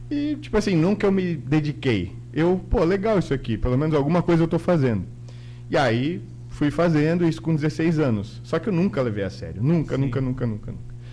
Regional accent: Guaramirim, Santa Catarina, Brazil; also born or lived in Peru; Aí, enfim, se apaixonaram e eu nasci lá, eu nasci no Peru. E, Peruano, então. É, e eu com nove meses já vim para Guaramirim, né? A gente já veio para o Brasil e tal.

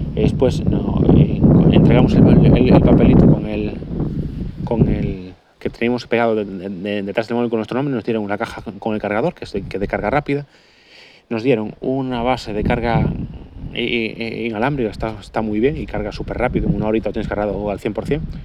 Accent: Galicia, Spain; soy gallego

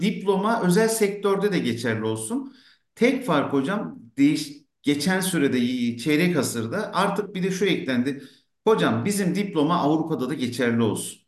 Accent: Ankara, Turkey; tıpkı benim gibi işte Ankara'da Mamak'ta bir gece konda doğmuş

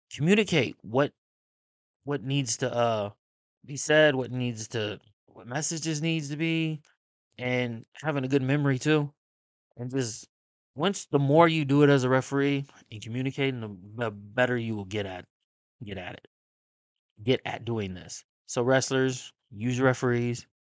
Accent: Kansas City, Missouri, United States; I'm from Kansas City

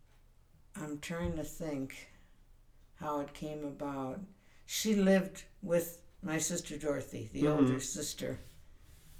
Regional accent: Detroit, Michigan, United States; I was born in Detroit

